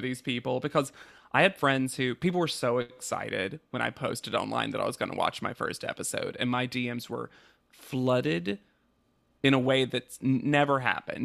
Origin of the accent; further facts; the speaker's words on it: the South, United States; As a Southerner